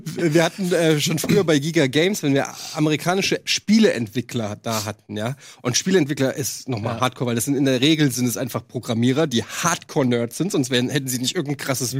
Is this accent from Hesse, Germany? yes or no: yes; Frankfurt, Hesse, Germany; moved away as an adult; von 20 weg aus Frankfurt, also fast die Hälfte meines Lebens lebe ich gar nicht mehr in, in, in der Stadt, in der ich groß geworden bin.